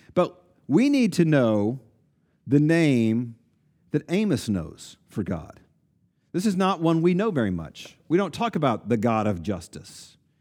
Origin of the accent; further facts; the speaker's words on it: East Tennessee, United States; I grew up in East Tennessee